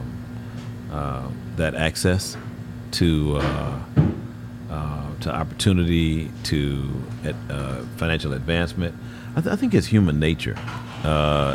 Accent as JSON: {"language": "English", "town": "Houston", "region": "Texas", "country": "United States", "tie": "born or raised there", "said": "I grew up in Houston, grew up in the Heights"}